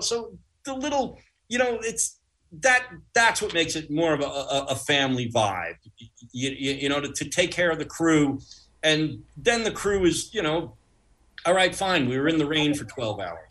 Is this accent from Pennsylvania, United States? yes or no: no; Uniondale, New York, United States; That's where I grew up in Uniondale. I grew up in the shadow of Hofstra.